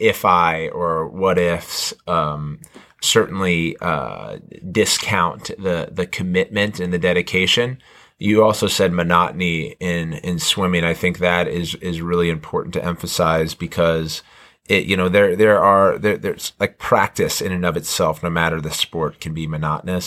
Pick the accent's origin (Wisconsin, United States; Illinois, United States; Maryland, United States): Maryland, United States; Montgomery County; growing up in Montgomery County